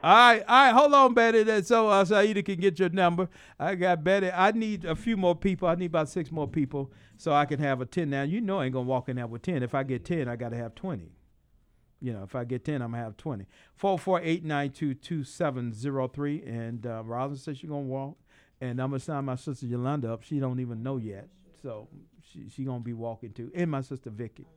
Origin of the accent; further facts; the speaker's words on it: Atlanta, Georgia, United States; growing up in South Side of Atlanta